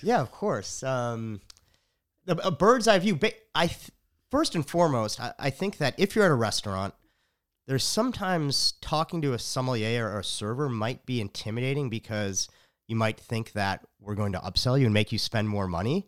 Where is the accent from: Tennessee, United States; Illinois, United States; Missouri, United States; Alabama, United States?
Illinois, United States; Chicago; now in Austin, United States; I'm from Chicago